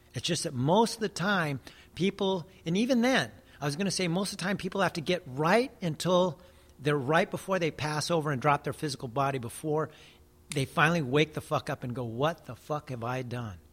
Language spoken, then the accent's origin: English; United States; I'm Native American